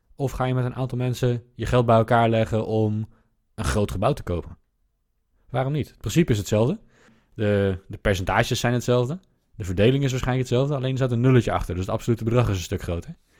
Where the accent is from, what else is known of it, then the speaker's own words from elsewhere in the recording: Netherlands; wij als Nederlanders